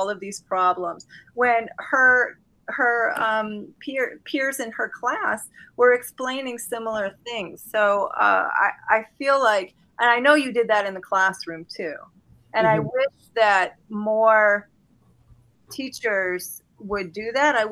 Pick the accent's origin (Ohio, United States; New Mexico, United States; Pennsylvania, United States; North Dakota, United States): Ohio, United States; Sylvania; I grew up in Sylvania. This is a bubble